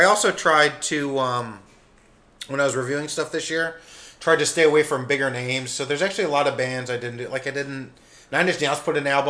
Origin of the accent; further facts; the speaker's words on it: Jeffersonville, Pennsylvania, United States; also born or lived in Audubon, Pennsylvania / Eagleville, Pennsylvania; I was born in Jeffersonville.